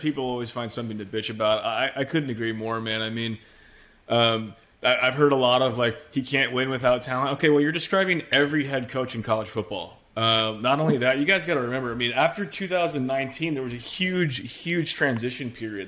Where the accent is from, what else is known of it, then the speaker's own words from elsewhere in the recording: Seattle, Washington, United States; moved away as an adult; now in Austin, United States; born and raised in Seattle